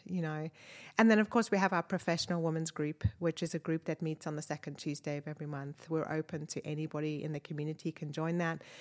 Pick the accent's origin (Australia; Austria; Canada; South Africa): South Africa; moved away as an adult; also born or lived in Wakefield, United Kingdom; now in Northwest Arkansas, United States; I was born in South Africa and my dad was British, so I had a British passport